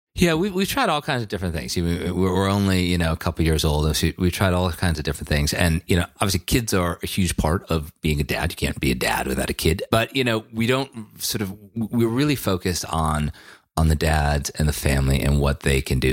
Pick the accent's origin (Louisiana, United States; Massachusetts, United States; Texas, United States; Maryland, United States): Massachusetts, United States; Western; when I was a kid growing up in Western Massachusetts